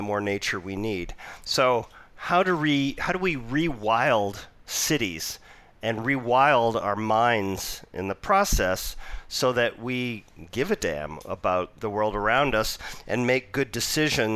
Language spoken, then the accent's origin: English; Vancouver, British Columbia, Canada; moved away; also born or lived in Toronto / Ontario / New York / Utah; I was born and raised in Vancouver, and I returned back here 9 months ago, but I've been away for almost 3 decades.